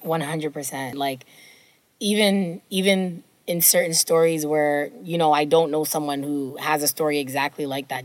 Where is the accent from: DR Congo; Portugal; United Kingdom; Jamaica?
Jamaica; I'll say this as a Jamaican person